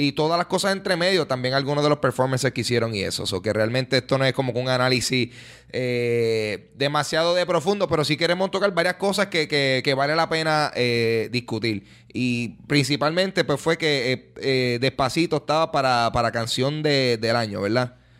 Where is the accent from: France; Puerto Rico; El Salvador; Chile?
Puerto Rico; nosotros como, como puertorriqueños